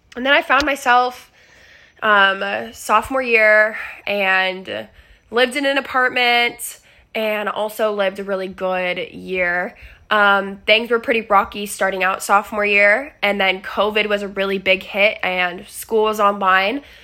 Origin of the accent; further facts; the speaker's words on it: Arizona, United States; moved away; I am from Arizona originally.